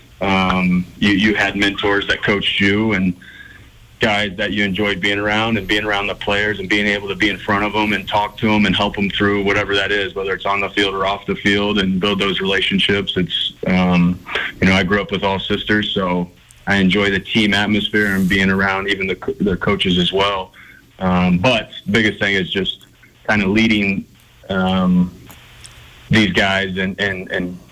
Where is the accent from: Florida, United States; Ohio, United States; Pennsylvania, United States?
Ohio, United States; now in Montana, United States; I grew up in Ohio, about 45 minutes from where LeBron played high school basketball.